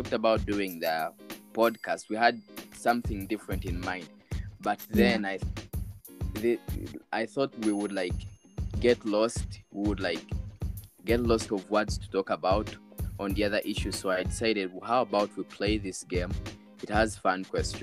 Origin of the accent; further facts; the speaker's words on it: Uganda; I'm from Uganda